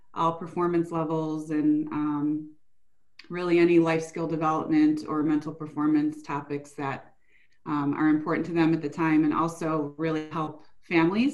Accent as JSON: {"language": "English", "town": "Buffalo", "region": "New York", "country": "United States", "tie": "born or raised there", "said": "I grew up in the Buffalo area"}